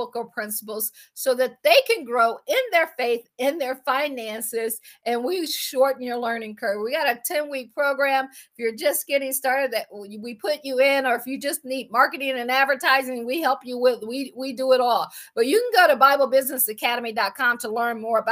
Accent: Akron, Ohio, United States; I am from Akron, Ohio

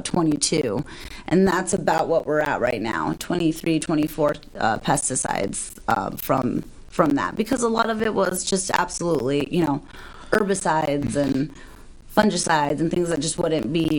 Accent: Las Vegas, Nevada, United States; I grew up in Vegas

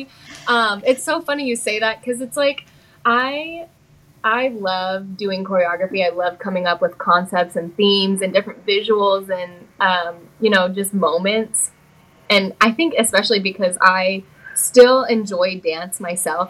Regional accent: Las Vegas, Nevada, United States; I am from Las Vegas

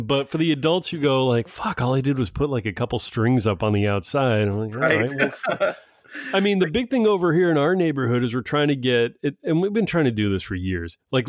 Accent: East Coast, United States; Oh, a traditional, cause I'm from the East Coast where white pizza is totally mainstay.

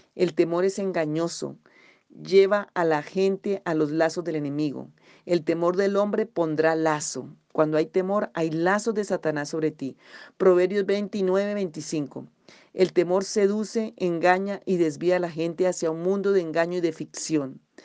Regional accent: Colombia; aquí en Colombia tenemos diferentes regiones

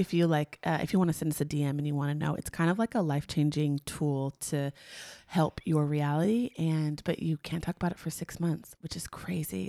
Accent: Long Beach, California, United States; we grew up in Long Beach, California, which is, like, where Snoop's from

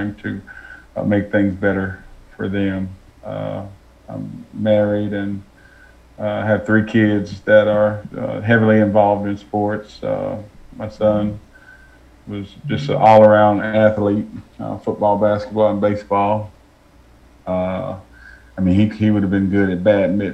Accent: Louisville, Kentucky, United States; moved away as an adult; now in Atlanta, United States; I'm from Louisville, Kentucky

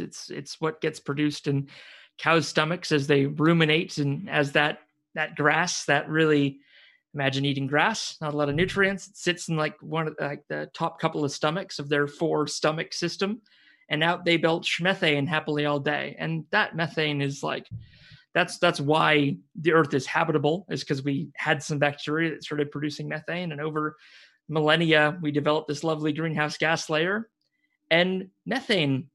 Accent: Waikato, New Zealand; moved away; also born or lived in Suzhou, China; the area I'm from, Waikato

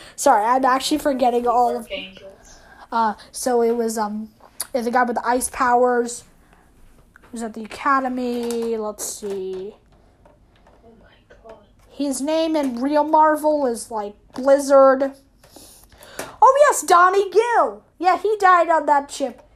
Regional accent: Ireland; because I'm Irish

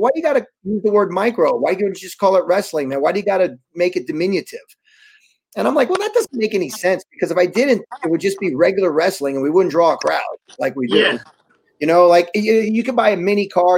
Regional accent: New York City, New York, United States; also born or lived in Wallkill, New York; I'm from New York. You know, I kind of, you know, I grew up back and forth with Lower East Side is where I was born. And, but I went to high school up in, upstate New York, you know, Walk Hill. But you know, I'm a New Yorker

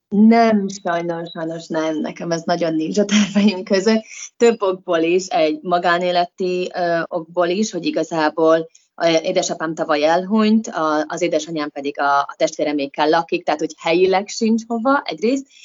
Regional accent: Hungary; moved away as an adult; now in United Kingdom; van egy barátnőm, akivel mi együtt nőttünk fel otthon

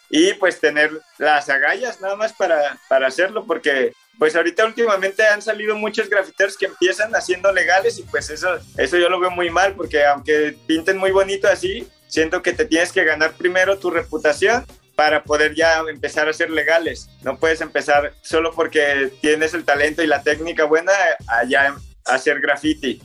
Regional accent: Guadalajara, Jalisco, Mexico; Los cuatro somos de Guadalajara, pues somos de diferentes zonas

